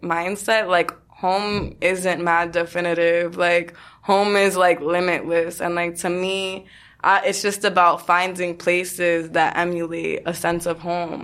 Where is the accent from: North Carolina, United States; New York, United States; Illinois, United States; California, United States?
New York, United States; New York City; being born and raised in New York